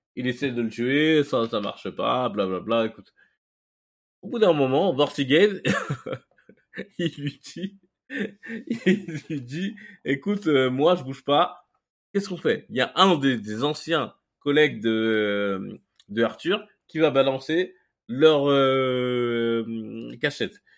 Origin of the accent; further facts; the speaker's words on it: Mali; moi, je suis malien.